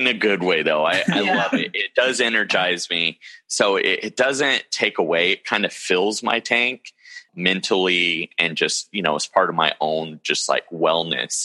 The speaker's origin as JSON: {"language": "English", "town": "Modesto", "region": "California", "country": "United States", "tie": "born or raised there", "also_born_or_lived": "San Luis Obispo, California", "said": "Born and raised in Modesto, California, and still in Modesto, California"}